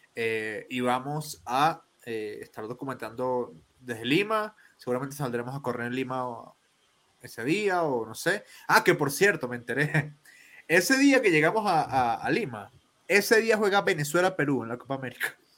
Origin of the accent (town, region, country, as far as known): Colombia